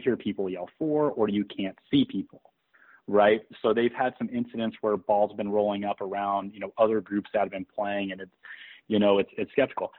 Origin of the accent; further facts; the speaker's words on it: Eureka, California, United States; growing up in Eureka